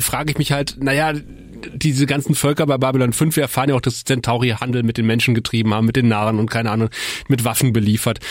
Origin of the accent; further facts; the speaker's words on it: Eifel, Germany; ich bin ja in der Eifel groß geworden